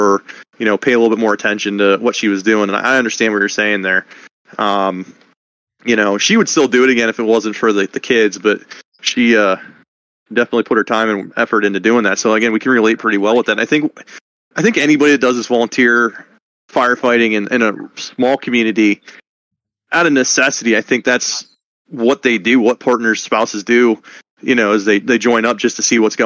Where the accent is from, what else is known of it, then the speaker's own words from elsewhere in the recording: Roulette, Pennsylvania, United States; also born or lived in Northern Dauphin County, Pennsylvania; now in Dauphin County, United States; I'm from Rowlett in Potter County and I'm living now in Northern Dauphin County